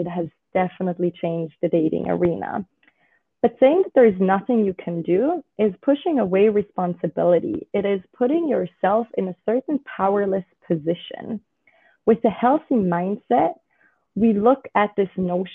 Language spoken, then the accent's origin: English; Switzerland; also born or lived in United Kingdom / United States / Australia; now in Israel; I was born and raised in Switzerland